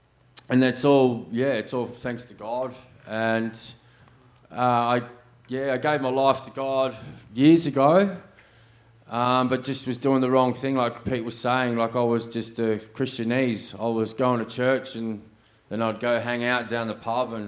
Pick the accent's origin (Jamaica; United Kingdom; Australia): Australia; Sydney, New South Wales; born there; now in Perth, Australia; I was born in 1982 in New South Wales, Sydney. I was a pastor's kid.